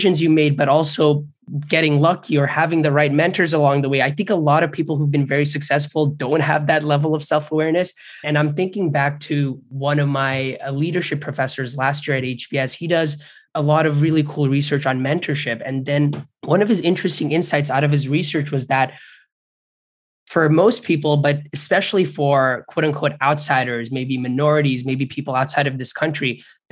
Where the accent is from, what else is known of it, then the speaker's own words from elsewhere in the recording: Bangladesh; moved away; I grew up in Bangladesh